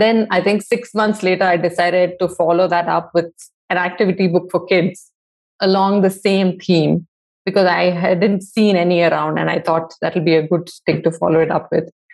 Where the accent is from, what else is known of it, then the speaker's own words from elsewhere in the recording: Bangalore, Karnataka, India; I grew up in Bangalore in the 80s